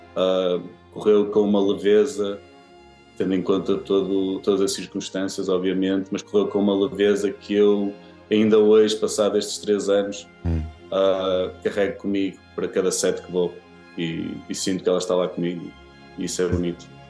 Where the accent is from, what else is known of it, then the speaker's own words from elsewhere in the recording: near Guimarães, Norte, Portugal; na minha área onde eu nasci e cresci, que é Joana, uh, muito perto de Guimarães, muito perto de São Malicão